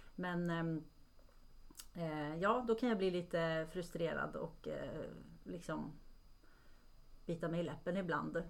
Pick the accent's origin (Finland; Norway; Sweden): Norway; moved away; jag är från Norge från början